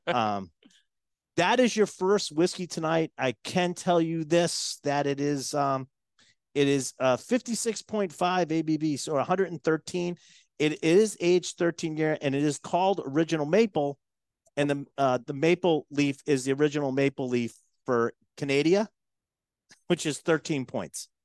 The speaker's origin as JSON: {"language": "English", "town": "Boston", "region": "Massachusetts", "country": "United States", "moved": "yes", "said": "I was from Boston"}